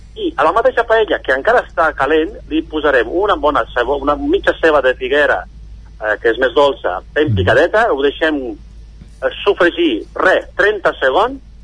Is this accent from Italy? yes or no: yes; Italy; also born or lived in England / France / Barcelona; now in Caldes de Montbui, Spain